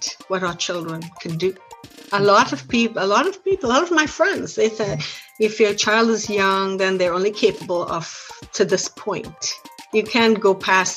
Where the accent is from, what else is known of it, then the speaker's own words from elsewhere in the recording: Trinidad & Tobago; now in United States; I am originally from Trinidad, of Trinidad and Tobago